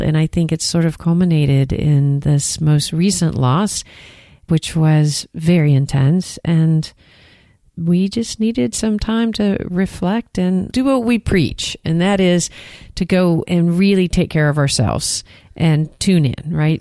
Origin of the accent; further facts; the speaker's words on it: Texas, United States; accent: Texan; I sound like a Texan